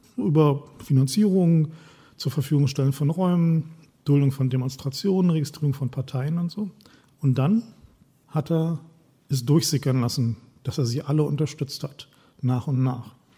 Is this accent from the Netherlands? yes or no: no; East Germany, Germany; Ich komme aus dem Osten, ich war 18, als die Mauer gefallen ist